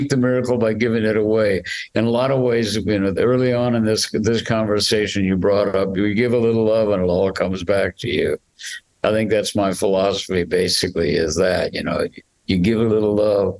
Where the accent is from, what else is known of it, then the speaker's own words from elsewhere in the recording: Midwest, United States; moved away; I'm trailer trash from the Midwest